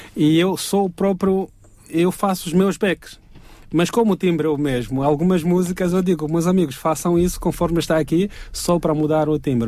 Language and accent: Portuguese; eastern Angola, Angola; now in Portugal; O leste da Angola é onde eu nasci, eu conheço esse dialeto